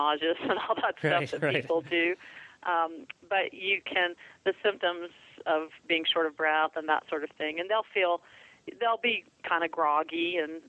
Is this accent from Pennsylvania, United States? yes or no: no; Florida, United States; I grew up in Florida